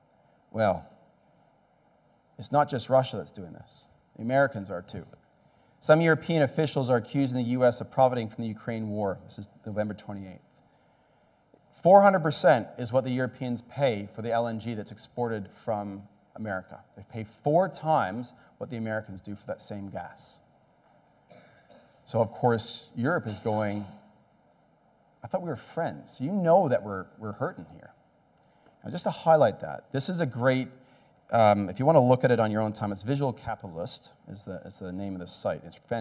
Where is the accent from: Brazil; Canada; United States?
Canada; also born or lived in Australia; maybe it's because I'm an electrician and I'm Canadian and Australian